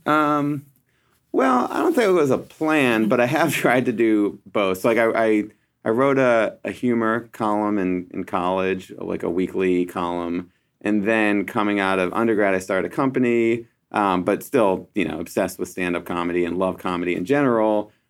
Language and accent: English; Philadelphia, Pennsylvania, United States; I'm from Philadelphia